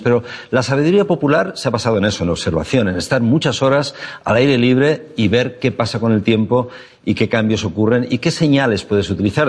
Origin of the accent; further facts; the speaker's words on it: Valencia, Valencian Community, Spain; soy de Valencia, un lugar donde hoy en día ya las noches en verano son tropicales siempre